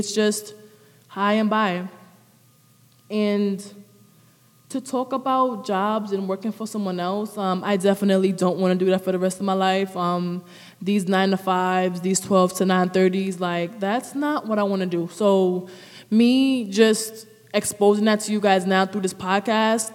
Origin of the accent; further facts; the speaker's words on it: New York City, New York, United States; now in Newark, United States; I'm from the Bronx, New York. I came to Jersey a while back, but in the midst of that time until now, I was switching back and forwards from the two cities.